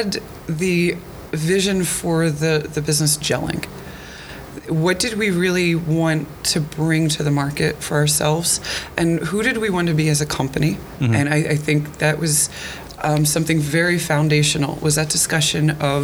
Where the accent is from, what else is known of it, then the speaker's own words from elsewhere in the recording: Bucks County, Pennsylvania, United States; now in Pitman, United States; I grew up in Bucks County